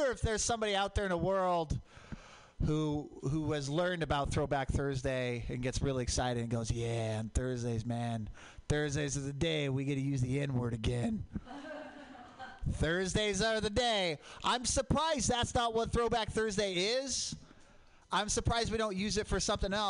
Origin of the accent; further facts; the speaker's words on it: Portland, Oregon, United States; I grew up in Portland. Mount Hood, volcanic